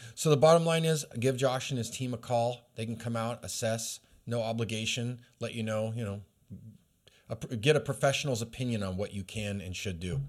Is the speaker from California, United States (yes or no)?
no; Alaska, United States; now in Redding, United States; I was raised in Alaska